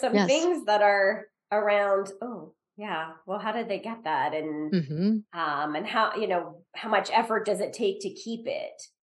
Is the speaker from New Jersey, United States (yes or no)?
yes; New Jersey, United States; I grew up in New Jersey too.